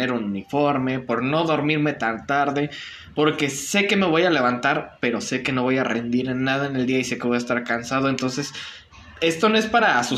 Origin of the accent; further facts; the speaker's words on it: Mexico; Como buen mexicano.